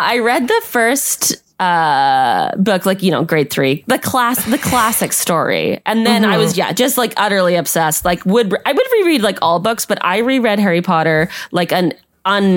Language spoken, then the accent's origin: English; Kelowna, British Columbia, Canada; I grew up in Kelowna